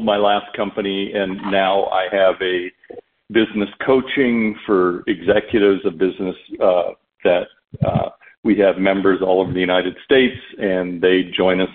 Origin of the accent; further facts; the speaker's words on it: Canada; growing up in Canada, my father played in the NHL as well